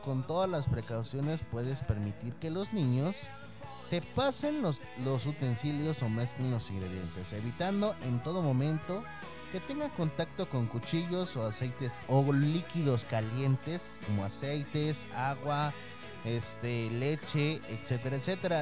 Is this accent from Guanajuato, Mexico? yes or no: no; Tamaulipas, Mexico; moved away; allá a mi tierra, a Tamaulipas